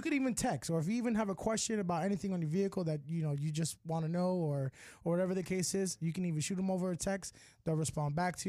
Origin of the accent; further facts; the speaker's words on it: Florida, United States; I'm from Florida. I'm a Florida boy.